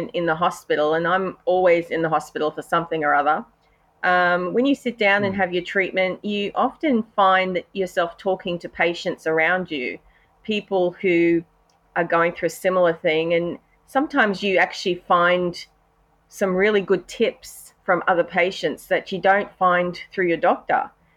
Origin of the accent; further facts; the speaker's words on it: Australia; accent: Australian; I'm an Aussie, as you can hear from my accent. We live in Brisbane, Australia